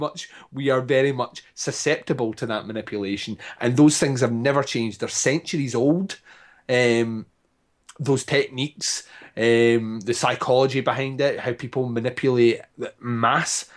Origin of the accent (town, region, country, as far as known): Scotland, United Kingdom